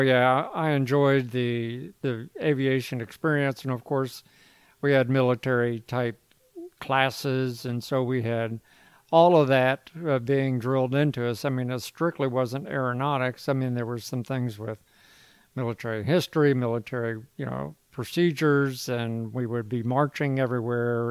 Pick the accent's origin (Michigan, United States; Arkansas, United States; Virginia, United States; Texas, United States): Virginia, United States; Virginia Beach; I predominantly grew up in Virginia Beach